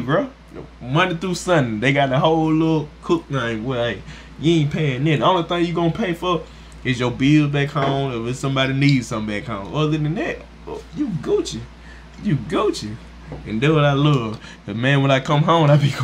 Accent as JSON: {"language": "English", "region": "the South", "country": "United States", "said": "we from the south"}